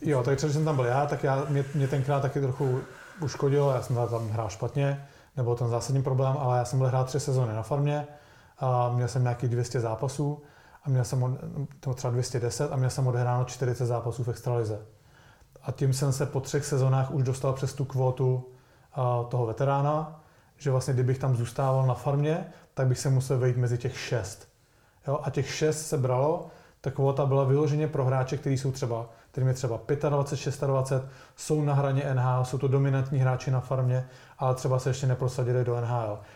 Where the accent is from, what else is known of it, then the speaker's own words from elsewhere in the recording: Plzeň, Plzeň Region, Czechia; já jsem byl z Plzně